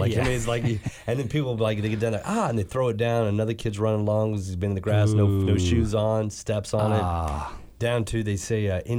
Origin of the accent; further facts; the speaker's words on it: the Ozarks, United States; No, I grew up in the Ozarks.